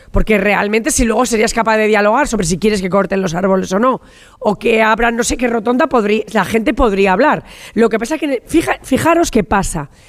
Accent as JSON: {"language": "Spanish", "region": "La Rioja", "country": "Spain", "tie": "born or raised there", "said": "soy riojana y como riojana, en esta Santa Rioja eh, eh, me he pasado toda mi infancia"}